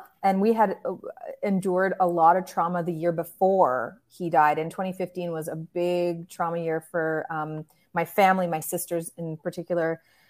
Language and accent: English; Canada; Well, I live in the most beautiful place in Canada. People flock here because it's God's country.